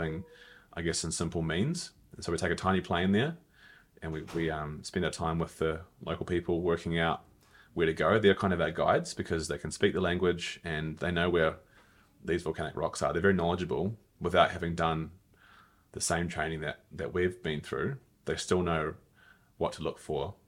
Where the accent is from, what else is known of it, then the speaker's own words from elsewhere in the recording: New Zealand; moved away as an adult; also born or lived in Melbourne, Australia; my home country.